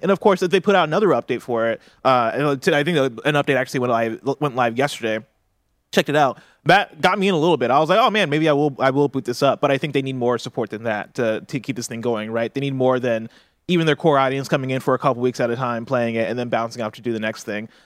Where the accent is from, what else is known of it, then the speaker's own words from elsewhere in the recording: Champaign, Illinois, United States; moved away; I grew up in Champaign